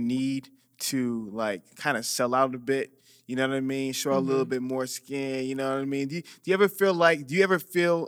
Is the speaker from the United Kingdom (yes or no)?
no; Atlanta, Georgia, United States; also born or lived in New York; now in Houston, United States; I was born in New York and now I was raised in Atlanta